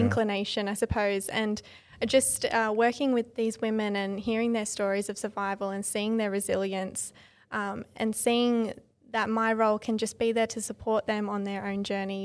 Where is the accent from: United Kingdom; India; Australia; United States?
Australia; Sutherland Shire, New South Wales; also born or lived in Illawarra; I grew up in the Sutherland Shire, so it's also the Sutherland Shire area